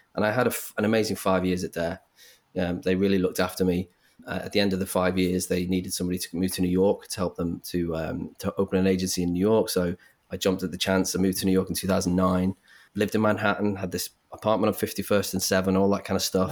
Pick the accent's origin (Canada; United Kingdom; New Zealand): United Kingdom; Liverpool, North West England; I grew up in Liverpool